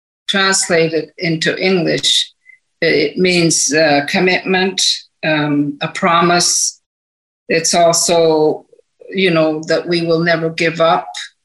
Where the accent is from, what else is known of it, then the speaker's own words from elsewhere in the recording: Canada; There's also, as a Canadian Governor General, I have to look at the diversity of the country.